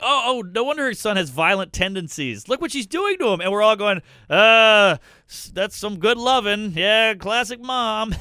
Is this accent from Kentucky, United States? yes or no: no; Louisiana, United States; I'm from the South. I'm from Louisiana